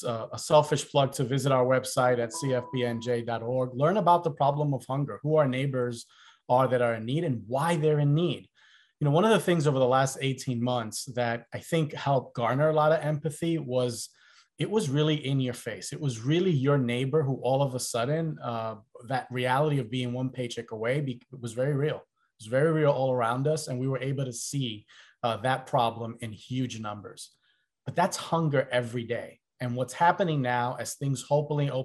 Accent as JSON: {"language": "English", "town": "New York City", "region": "New York", "country": "United States", "tie": "born or raised there", "said": "growing up in the South Bronx"}